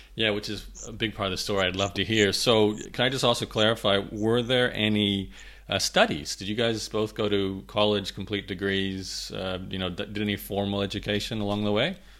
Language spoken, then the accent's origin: English; Australia; I grew up in Australia so my uh, my football is rugby league or Australian rules